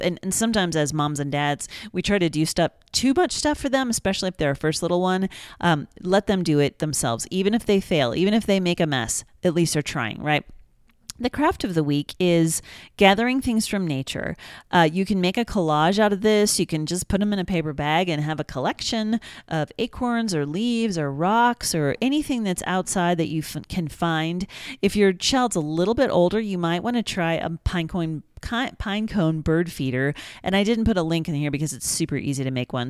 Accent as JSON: {"language": "English", "region": "Kansas", "country": "United States", "said": "I'm from Kansas"}